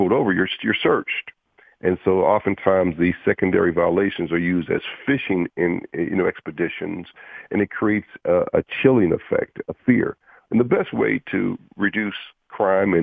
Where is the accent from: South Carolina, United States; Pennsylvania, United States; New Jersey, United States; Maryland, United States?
Pennsylvania, United States; Pittsburgh; I grew up in Homewood